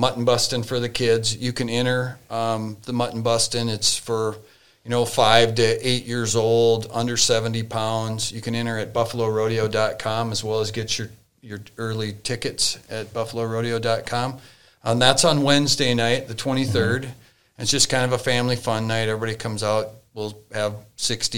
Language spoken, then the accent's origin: English; New Hope, Minnesota, United States; I grew up in New Hope.